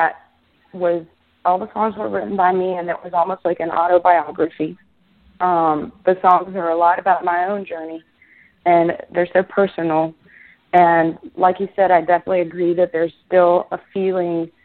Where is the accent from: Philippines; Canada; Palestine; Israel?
Israel; moved away as an adult; now in United States; I was born and raised in Israel. And then I moved here 5 years ago.